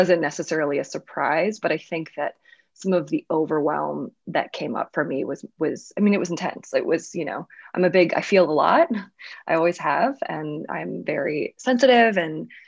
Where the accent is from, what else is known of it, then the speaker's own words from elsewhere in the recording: Louisiana, United States; moved away; I grew up in the South